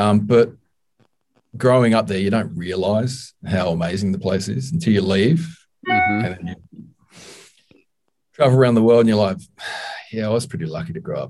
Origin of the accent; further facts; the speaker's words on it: Tasmania, Australia; moved away as an adult; now in Melbourne, Australia; live in Melbourne now, which is one of the more populous cities. Very cool city. Yeah. But I grew up in Tasmania, lived there for like 28 years.